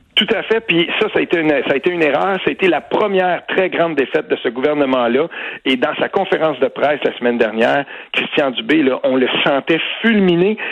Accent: Quebec, Canada; chez nous au Québec

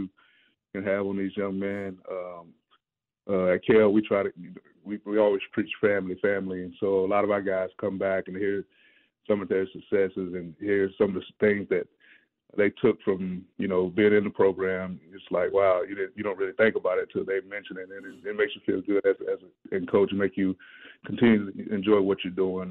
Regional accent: Cobb County, Georgia, United States; I'm originally from Cobb

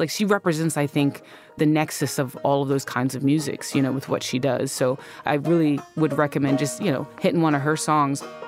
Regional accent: North Carolina, United States; born or raised there

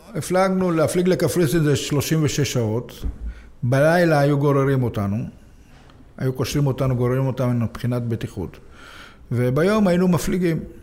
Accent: Jaffa, Tel Aviv District, Israel; נולדתי ביפו, לא. הוריי הגיעו מרומניה, הם נכנסו לאיזה בית וגרנו שם

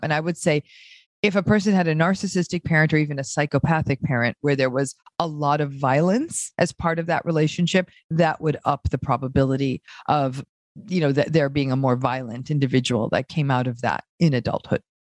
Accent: New England, United States; accent: American; now in Los Angeles, United States; I grew up in a small town in in a part of the United States called New England

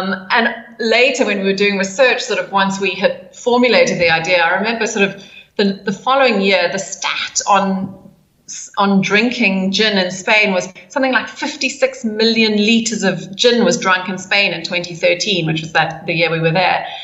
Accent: South Africa; moved away; growing up in South Africa, sort of in the late 70s and early 80s

